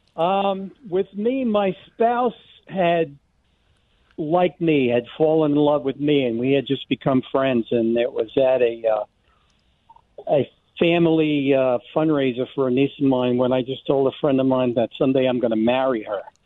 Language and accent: English; Mountain Home, Arkansas, United States; I was in and out of my hometown